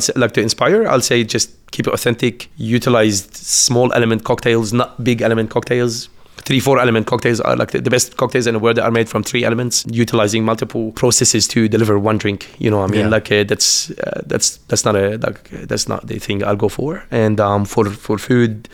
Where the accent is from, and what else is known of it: Lebanon; moved away as an adult; also born or lived in Beirut; now in Canberra, Australia